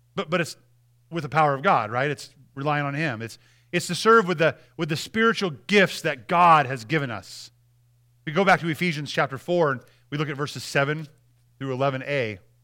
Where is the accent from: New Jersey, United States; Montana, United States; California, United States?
Montana, United States; I'm from Montana